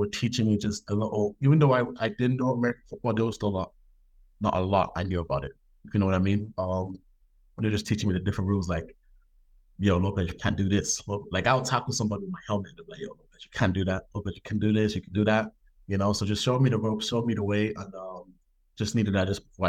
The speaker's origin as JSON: {"language": "English", "town": "Dublin", "region": "Leinster", "country": "Ireland", "tie": "born or raised there", "also_born_or_lived": "United States / Nigeria", "lives_now": "Belfast, United Kingdom", "said": "I grew up in Dublin, Ireland. I'm from Nigeria. Background is from Nigeria. I've been everywhere. Grew up in Dublin. Grew up in the States. Grew up in Nigeria. Grew up in Belfast."}